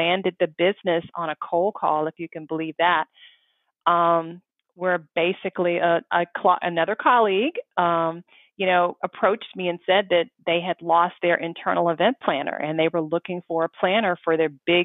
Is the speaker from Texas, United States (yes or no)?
yes; Dallas, Texas, United States; now in Los Angeles, United States; I'm actually originally from Dallas